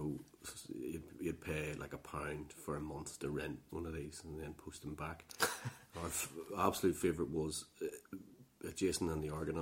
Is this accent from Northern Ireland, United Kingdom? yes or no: yes; Northern Ireland, United Kingdom; Between sort of Poor Down, Lurgan, and Armagh, in the countryside.